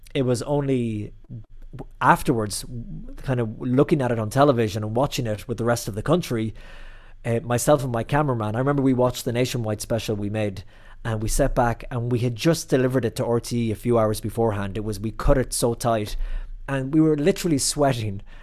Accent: County Clare, Munster, Ireland; moved away as an adult; also born or lived in New York City, United States; now in Rome, Italy; I'm from the Banner County, County Clare

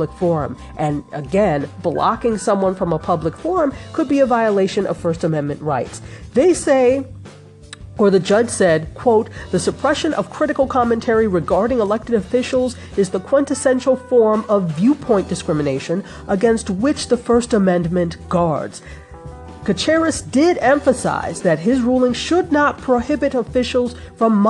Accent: Nigeria; my home country of Nigeria

